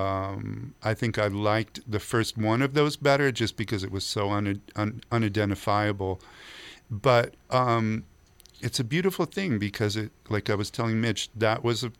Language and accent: English; Berkeley, California, United States; growing up in Berkeley, California